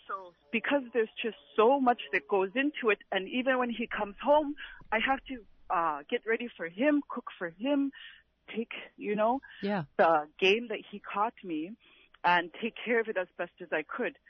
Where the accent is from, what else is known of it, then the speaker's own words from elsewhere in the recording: Napakiak, Alaska, United States; I'm from Napakiak